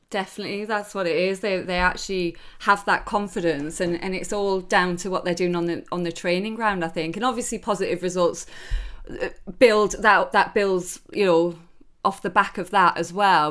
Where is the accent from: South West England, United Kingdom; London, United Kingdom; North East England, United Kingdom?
North East England, United Kingdom; Newcastle upon Tyne; moved away; I'm Geordie through and through. I, I don't live I up there anymore, but my whole family are there. I'm up there as as much as I can, and and I'm very very proud to to be from Newcastle.